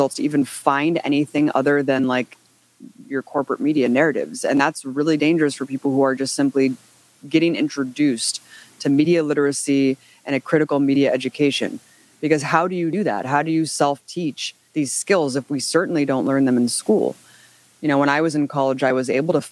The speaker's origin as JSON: {"language": "English", "country": "United States", "said": "I'm an American citizen"}